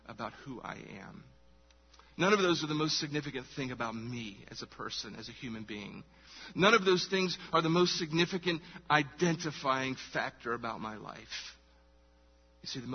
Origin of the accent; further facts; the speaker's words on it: Charleston, South Carolina, United States; I was born here, Charleston, South Carolina. Woo! That's where I was born. Get privileged to live in my hometown